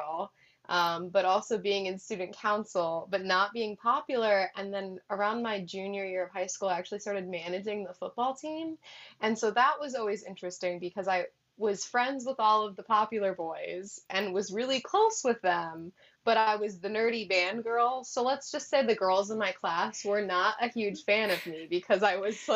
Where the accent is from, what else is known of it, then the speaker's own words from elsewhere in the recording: South Dakota, United States; I'm from South Dakota. So I grew up on a hunting camp, actually